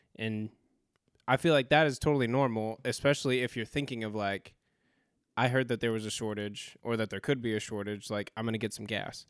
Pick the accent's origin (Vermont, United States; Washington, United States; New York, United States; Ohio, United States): Washington, United States; Spokane; also born or lived in California; now in Greensboro, United States; we grew up in Spokane, Washington, we grew up fairly poor, but when we moved to California